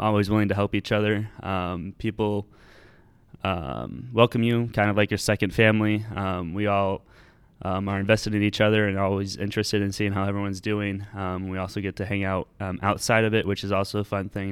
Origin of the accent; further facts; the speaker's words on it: Ames, Iowa, United States; I've lived in Ames most of my life